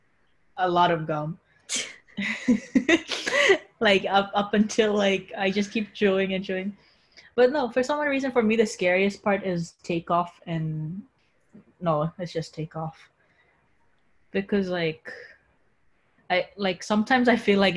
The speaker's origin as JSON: {"language": "English", "country": "Philippines", "moved": "yes", "lives_now": "United States", "said": "I was flying home from America to Philippines."}